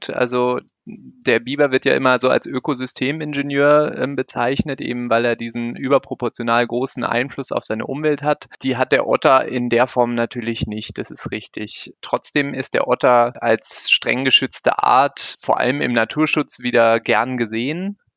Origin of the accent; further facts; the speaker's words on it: North Rhine-Westphalia, Germany; Also ich bin auch nicht aus Bayern. Ursprünglich äh, komme ich aus dem Rheinland. Ich bin in der Nähe von Köln aufgewachsen.